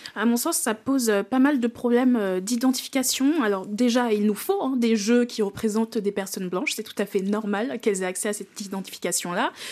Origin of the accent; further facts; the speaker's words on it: Benin; j'ai découvert le jeu vidéo en Afrique, en grandissant au Bénin.